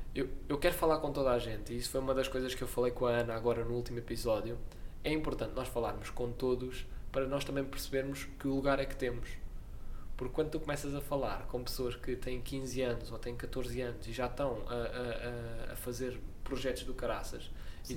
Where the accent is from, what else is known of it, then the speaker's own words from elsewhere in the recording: Portugal; eu sou português